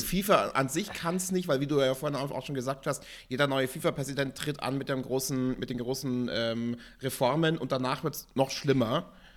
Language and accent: German; Germany; bei uns in Deutschland